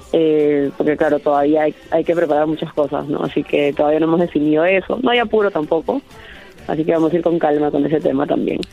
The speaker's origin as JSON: {"language": "Spanish", "country": "Peru"}